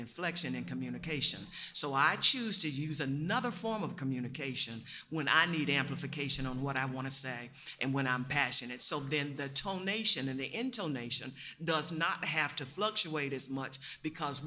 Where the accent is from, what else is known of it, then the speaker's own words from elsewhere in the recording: Alabama, United States; I grew up in the South